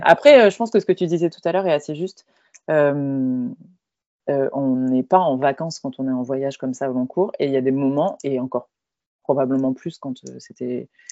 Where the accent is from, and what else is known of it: France